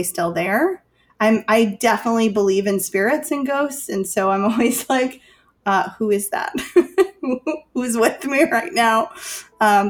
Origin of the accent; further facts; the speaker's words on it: Chicago, Illinois, United States; I'm from Chicago